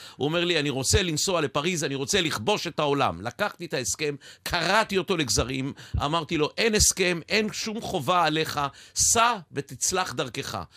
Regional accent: Ness Ziona, Central District, Israel; יליד נס ציונה

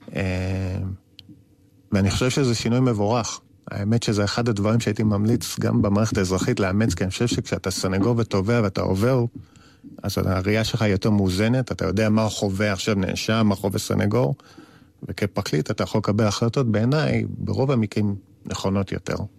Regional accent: Tel Aviv, Tel Aviv District, Israel; כאחד שגדל בתל אביב

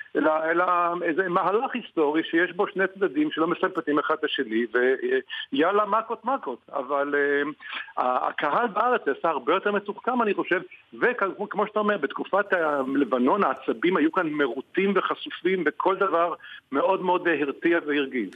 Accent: Israel; אני ישראלי

